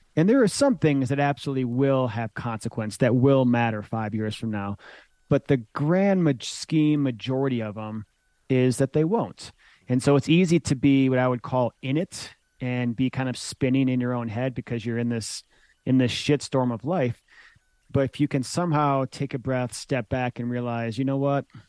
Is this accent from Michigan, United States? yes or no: yes; Michigan, United States; moved away as an adult; also born or lived in Boulder, Colorado; growing up in Michigan